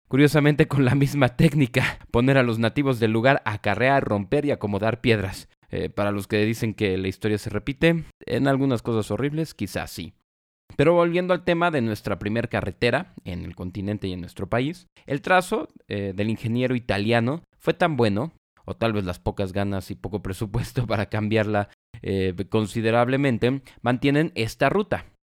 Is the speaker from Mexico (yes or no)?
yes; Mexico; como mexicanos